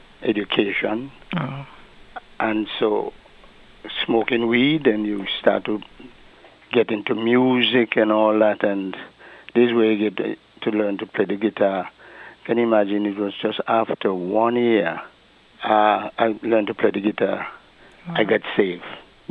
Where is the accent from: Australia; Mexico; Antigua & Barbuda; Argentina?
Antigua & Barbuda; English Harbour, Saint Paul; also born or lived in Bethesda, Antigua; At the age of 13, we left Bethesda and reside most of my life in English Harbor, where my parents actually are from. I attended the Bethesda Primary School until I moved over to English Harbor, and I attended Pilgrim High School